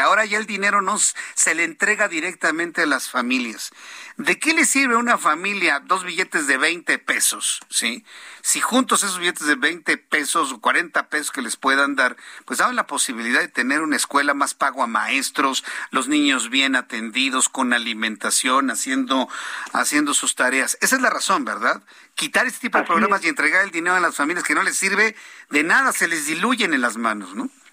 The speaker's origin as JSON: {"language": "Spanish", "country": "Mexico"}